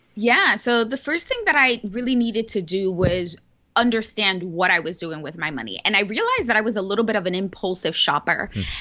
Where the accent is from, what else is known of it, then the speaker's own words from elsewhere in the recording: New York City, New York, United States; I was born and raised in the Bronx, which is one of the poorest boroughs, actually, the poorest borough in New York City